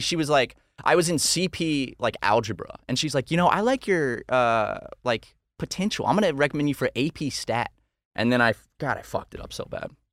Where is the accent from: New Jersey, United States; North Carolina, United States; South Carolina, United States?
South Carolina, United States; Charleston; Charleston, my hometown